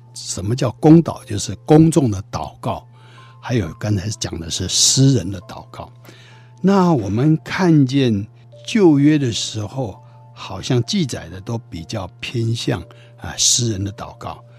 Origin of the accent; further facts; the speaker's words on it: China; 所以古代我们中国人在遇到困难的时候说“苍天呐，天呐”